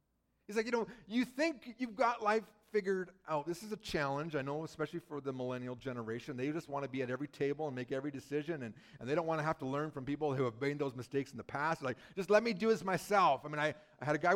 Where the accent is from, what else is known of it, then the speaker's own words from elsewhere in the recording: British Columbia, Canada; moved away; I grew up in British Columbia